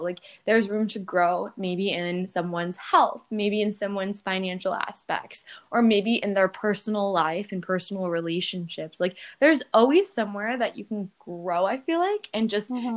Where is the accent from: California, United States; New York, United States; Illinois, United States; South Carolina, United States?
New York, United States; I'm from New York